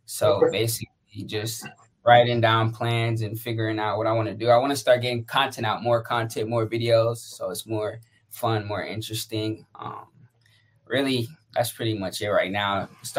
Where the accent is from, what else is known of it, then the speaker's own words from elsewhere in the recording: San Diego, California, United States; also born or lived in Atlanta / Jacksonville / Phoenix; Well, I've been a lot of places. I lived in Atlanta, Jacksonville, Phoenix. I'm from San Diego though. So my dad's in the military, mom's a teacher, so we was everywhere.